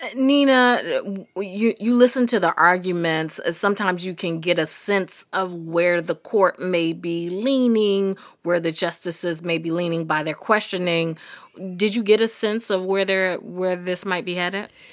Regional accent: North Carolina, United States; I'm from North Carolina, so I have family in Greensboro

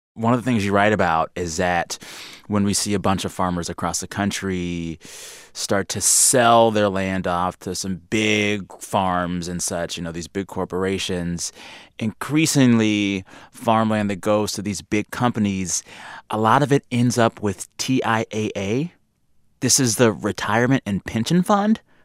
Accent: South Texas, United States; I grew up in South Texas

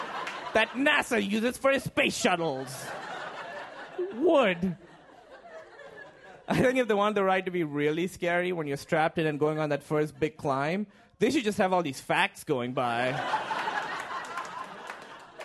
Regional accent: Pakistan; moved away; And I'm from Pakistan.

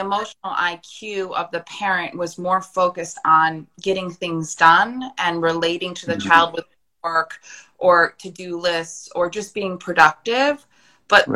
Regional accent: United States; I'm American

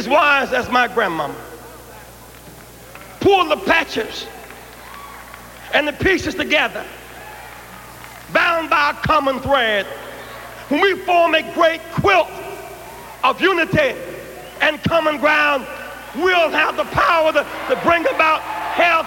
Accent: Greenville, South Carolina, United States; When I was a child growing up in Greenville, South Carolina, and grandmama could not afford a blanket

